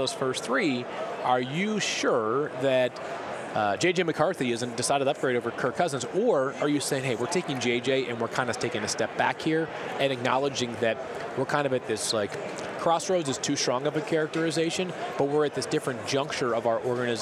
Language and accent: English; Massachusetts, United States; I grew up in Massachusetts.